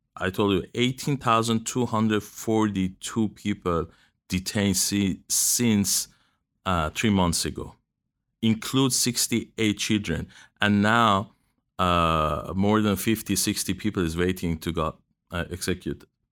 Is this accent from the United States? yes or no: no; Iran; moved away; in my country.